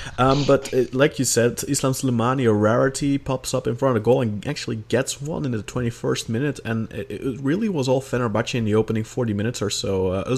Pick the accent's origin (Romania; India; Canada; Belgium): Belgium; I'm from Belgium. I'm a Beşiktaş supporter.